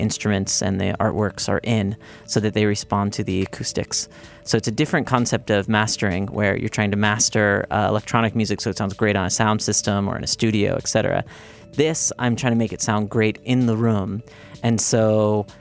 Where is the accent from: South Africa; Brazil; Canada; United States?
United States; Hyde Park, New York; also born or lived in Indonesia; now in New York City, United States; I'm actually from New York. I went to high school upstate, actually, in Hyde Park, which is right next to Poughkeepsie.